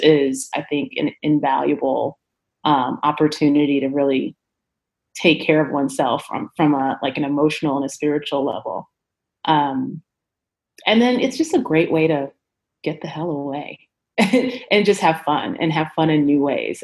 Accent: Chicago, Illinois, United States; now in Denver, United States; I am originally from Chicago, Illinois, Chi-Town, A, um, and I currently reside in Denver, Colorado.

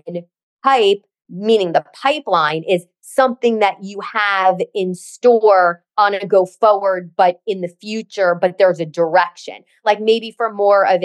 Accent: New Jersey, United States; I'm a Jersey girl.

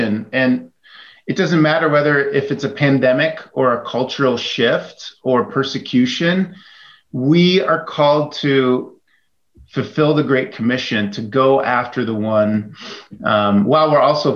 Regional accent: Chicago, Illinois, United States; I grew up in the Chicago area

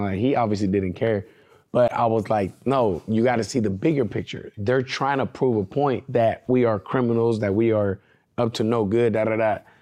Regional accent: California, United States; I'm not from Oklahoma and I came from California

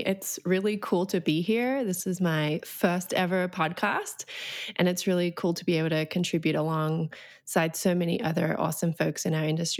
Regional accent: Australia; moved away as an adult; now in United States; I came to the United States in 2007. I grew up in Australia. Don't really have an accent anymore, though apparently it comes out every now and again on a couple of words.

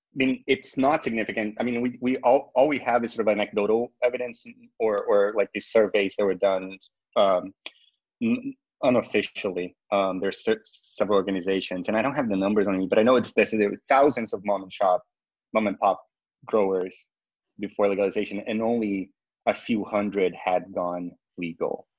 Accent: Brazil; now in United States; I'm not from the U.S. originally. I'm from Brazil

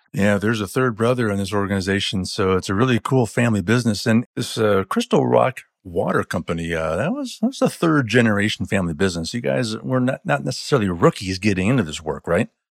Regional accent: Illinois, United States; my home state of Illinois

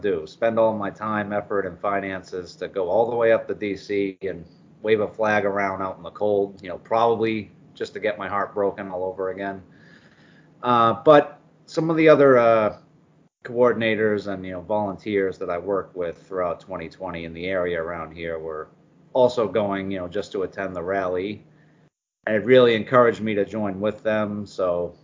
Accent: Boston, Massachusetts, United States; moved away; also born or lived in Florida; I'm from Boston originally, so I've gone between Florida and New England many, many times.

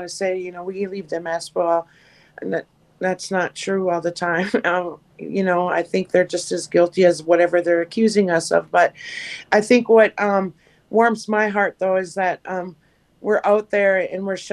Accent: Leech Lake, Minnesota, United States; from Leech Lake, and I'm the Northern Organizer for Minnesota 350

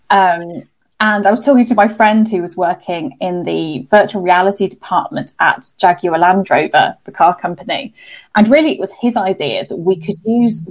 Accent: Birmingham, West Midlands, United Kingdom; So as people can hear from my accent, I'm from the UK. So I'm from a place called Birmingham, which is the second biggest city in England. And growing up, I was quite what I thought was a shy child.

